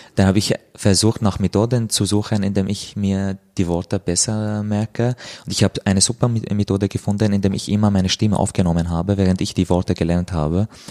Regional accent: Damascus, Damascus Governorate, Syria; German is a second language; moved away as an adult; now in Austria; komme aus Syrien, äh, aus Damaskus, lebe seit vier Jahren in Österreich

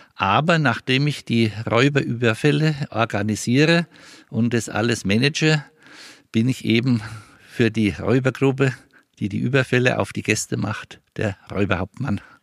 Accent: Mespelbrunn, Bavaria, Germany; Mespelbrunn ist meine Heimat und dort fühle ich mich richtig

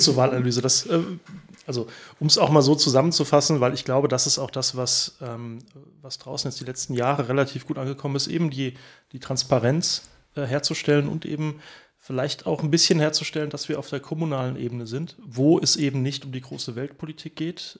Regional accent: Oestrich-Winkel, Hesse, Germany; ich bin auch hier im, im Ort aufgewachsen äh, seit, äh, seit vielen, vielen Jahren. Ähm, wohne ich auch hier in Österreich-Winkel

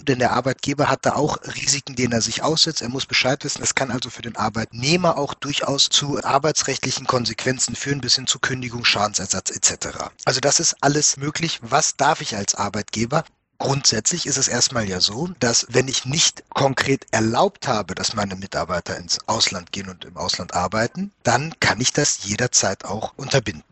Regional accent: Germany; bei uns in Deutschland

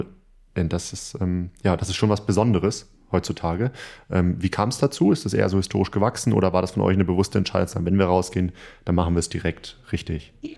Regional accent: Northern Germany, Germany; wir Norddeutschen

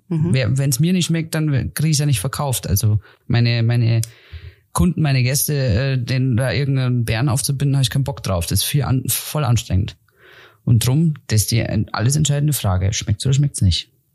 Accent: Germany; wie ich, die jetzt aufgewachsen ist im Alpenvorland

